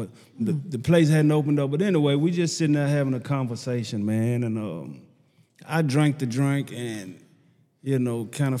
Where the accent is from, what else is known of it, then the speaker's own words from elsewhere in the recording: Nashville, Tennessee, United States; I'm from Nashville, Tennessee, Preston Taylor Projects.